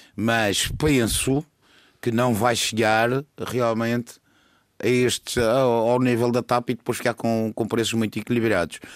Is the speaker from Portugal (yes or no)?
yes; Madeira, Portugal; somos Madeirenses, vamos continuar a ser